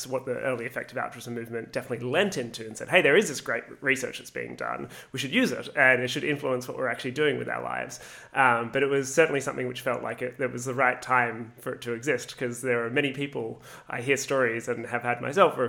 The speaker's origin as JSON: {"language": "English", "country": "Australia", "also_born_or_lived": "Canada", "said": "I came back from Canada to Australia and just had to get a job, any job, as quickly as possible to pay off my university debt"}